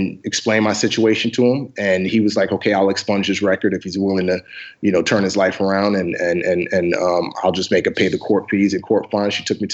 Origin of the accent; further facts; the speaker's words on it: Nigeria; also born or lived in Lomé, Togo; Yeah, so I was born in Western Africa, in Lomé, Togo. I'm actually Nigerian, though. I was just born in Togo because that's where father wanted me to be born